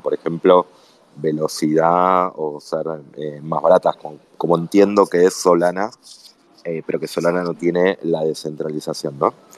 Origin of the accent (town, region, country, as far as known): Argentina